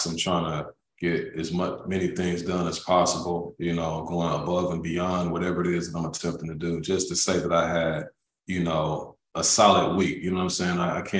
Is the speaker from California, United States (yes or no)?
no; Milwaukee, Wisconsin, United States; moved away; my hometown in Milwaukee, Wisconsin.